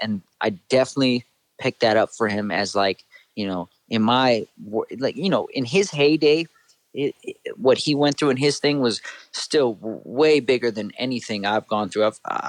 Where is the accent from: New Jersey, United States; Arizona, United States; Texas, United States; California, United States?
California, United States; Northridge; I grew up in the Valley here in Northridge. Still live in the Valley.